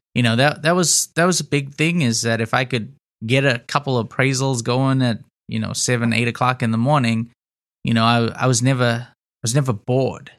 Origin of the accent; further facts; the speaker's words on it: Zimbabwe; moved away as an adult; also born or lived in Houston, United States; now in United States; I grew up in Zimbabwe in Africa, moved to the States, uh, in two thousand nine to go to college